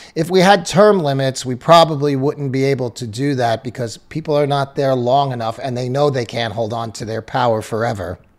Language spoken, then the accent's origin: English; United States